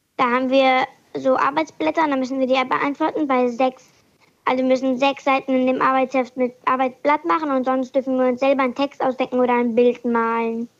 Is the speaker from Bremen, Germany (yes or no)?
no; Kiel, Schleswig-Holstein, Germany; Ich komme aus Kiel und bin neun Jahre alt.